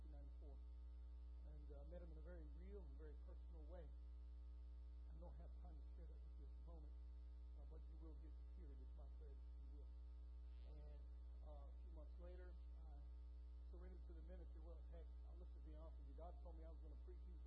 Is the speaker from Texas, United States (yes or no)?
yes; Copperas Cove, Texas, United States; also born or lived in Wiesbaden, Germany; Born in this spot in there, and came back to the United States around 1982. And then somehow or another, we ended up in Copperfield, Texas around 1984, 1985, where I spent the rest of my life in Texas